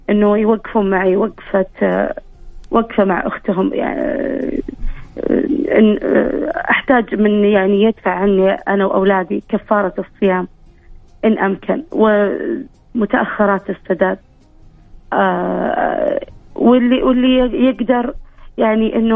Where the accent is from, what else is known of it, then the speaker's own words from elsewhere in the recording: Saudi Arabia; انا بنت البلد بنت الوطن انا